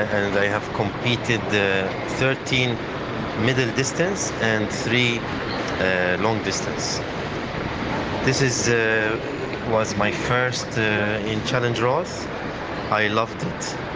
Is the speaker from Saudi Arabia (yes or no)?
yes; Saudi Arabia; I am uh, 47 years old and I am from Saudi Arabia.